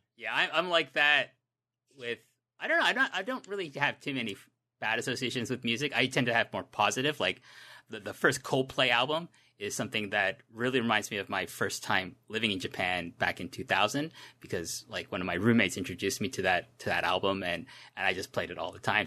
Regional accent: Toronto, Ontario, Canada; when I was a middle school student in Canada, in Toronto

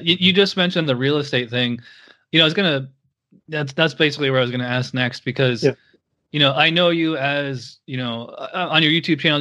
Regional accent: Schenectady, New York, United States; I'm from Schenectady, so I'm right on the other side of the line

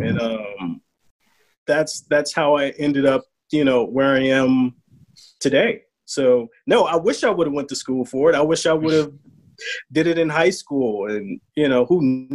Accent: Chicago, Illinois, United States; I'm from the South Side, man.

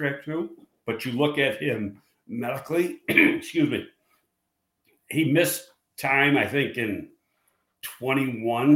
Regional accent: Buffalo, New York, United States; I'm from Buffalo.

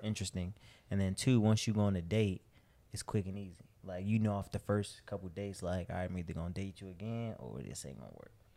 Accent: Chicago, Illinois, United States; moved away as an adult; also born or lived in Miami; I'm from Chicago

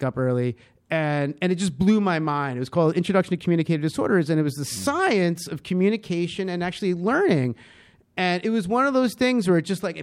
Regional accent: Long Island, New York, United States; moved away as an adult; also born or lived in Madison, Wisconsin; I grew up in Long Island

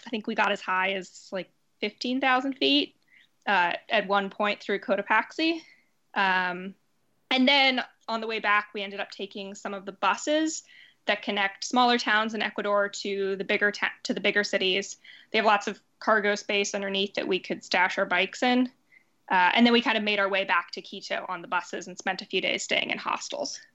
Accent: Seattle, Washington, United States; moved away as an adult; also born or lived in Pittsburgh; now in New York, United States; I'm living in New York now, working in theater here. Uh, I, I'm from Seattle

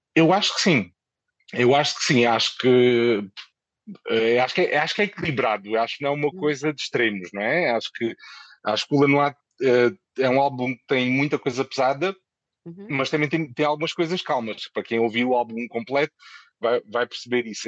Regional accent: Moura, Alentejo, Portugal; moved away as an adult; also born or lived in Lisbon; now in Madrid, Spain; depois voltei para a minha, para a minha terra, uh, para Moura

